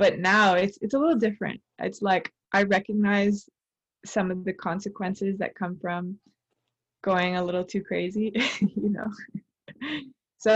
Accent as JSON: {"language": "English", "country": "Canada", "said": "I'm Canadian, but curious about my Colombian roots."}